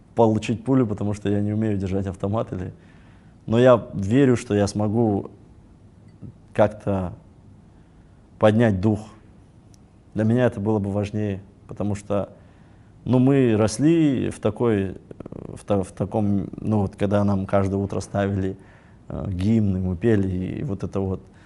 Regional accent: Kazakhstan; мы казахи

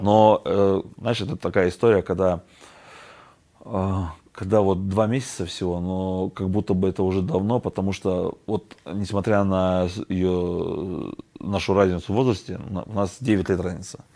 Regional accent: Kazakhstan; мы же казахи, мы же гостеприимные

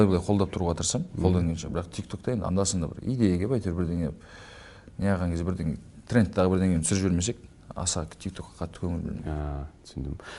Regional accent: Almaty, Kazakhstan; moved away as an adult; now in Astana, Kazakhstan; алматыда туып өскеннен кейін

